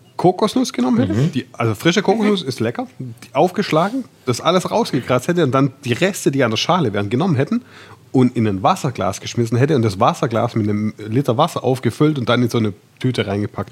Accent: Swabia, Germany; ich bin Schwabe

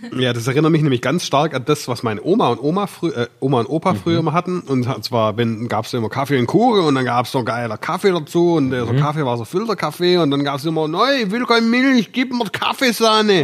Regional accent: Swabia, Germany; ich bin Schwabe

